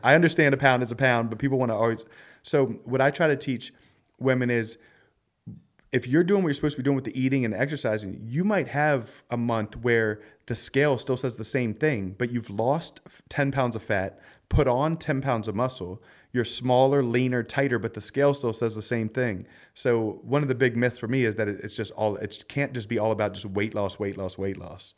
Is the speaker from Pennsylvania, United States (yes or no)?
yes; Philadelphia, Pennsylvania, United States; I grew up in Philly